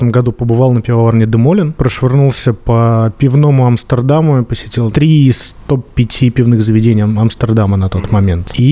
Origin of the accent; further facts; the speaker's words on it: Chuvashia, Russia; now in Saint Petersburg, Russia; Я с Поволжья, из республики Чувашия.